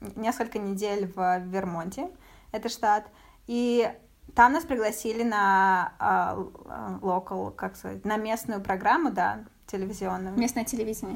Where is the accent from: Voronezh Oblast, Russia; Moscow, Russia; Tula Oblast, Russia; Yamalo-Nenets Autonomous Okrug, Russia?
Voronezh Oblast, Russia; Voronezh; moved away as an adult; now in United States; Мы из Воронежа